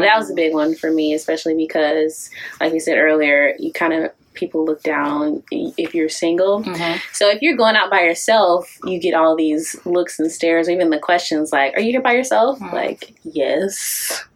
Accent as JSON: {"language": "English", "town": "Detroit", "region": "Michigan", "country": "United States", "tie": "born or raised there", "also_born_or_lived": "Kentucky", "said": "originally from Detroit, but I went away to school"}